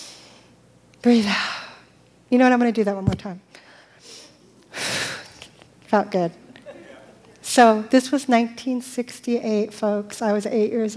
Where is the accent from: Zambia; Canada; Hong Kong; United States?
United States; the Valley, California; I grew up in the Valley because I was a Valley girl